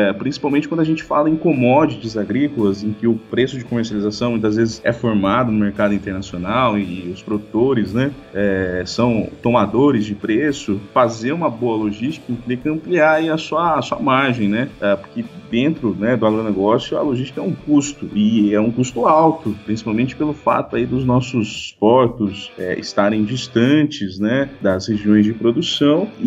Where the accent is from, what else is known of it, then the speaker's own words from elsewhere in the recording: Avaré, São Paulo, Brazil; Bom, uh, eu sou natural de Avaré, né? Cidade do interior aqui do estado de São Paulo.